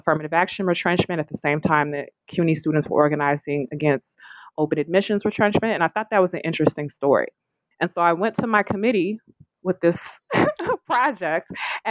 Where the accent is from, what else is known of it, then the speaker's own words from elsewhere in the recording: California, United States; I grew up in California. I was a young person when Proposition 209 was passed.